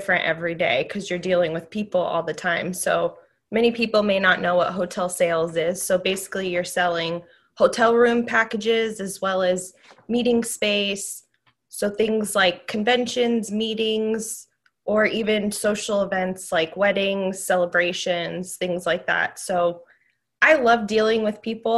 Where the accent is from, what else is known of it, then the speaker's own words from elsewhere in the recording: Southern California, United States; moved away as an adult; also born or lived in Serbia; now in Las Vegas, United States; I was born in Serbia, immigrated over to Southern California, spent up until after college there